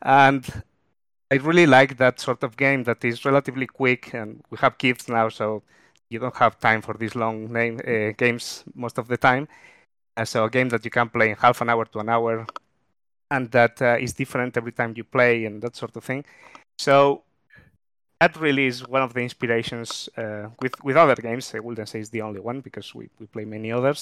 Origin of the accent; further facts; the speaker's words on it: Spain; moved away as an adult; now in Melbourne, Australia; even though I've been here for about 11 years, I'm originally from Spain